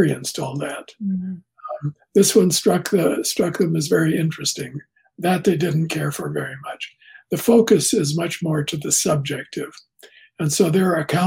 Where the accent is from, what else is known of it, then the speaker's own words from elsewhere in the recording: Canada; I'm Canadian